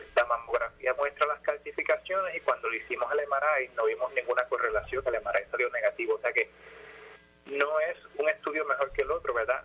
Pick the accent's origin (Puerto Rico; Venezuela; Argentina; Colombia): Puerto Rico; Ponce; moved away as an adult; also born or lived in United States; yo soy, yo soy de Ponce, nací en Ponce, viví en Jardines del Caribe